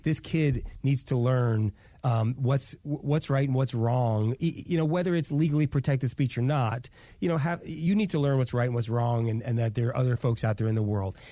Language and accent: English; New York, United States; growing up Jewish in New York